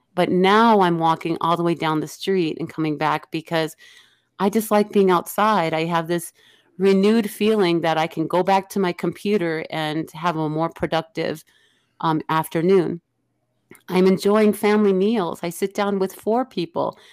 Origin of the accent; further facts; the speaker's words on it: Illinois, United States; I grew up in the Illinois area